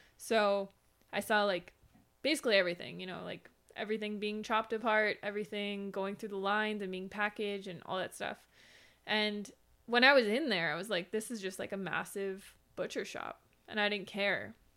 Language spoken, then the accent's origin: English; Minnesota, United States; now in Arizona, United States; I grew up in Minnesota in a cold climate